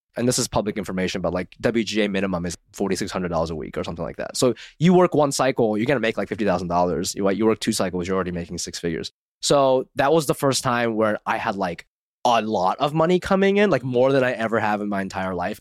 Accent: Ohio, United States; moved away; I grew up in Ohio

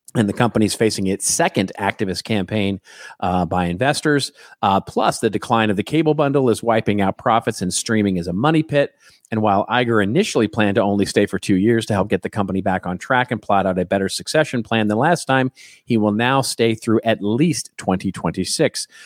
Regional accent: Dallas, Texas, United States; moved away; I'm from Dallas originally

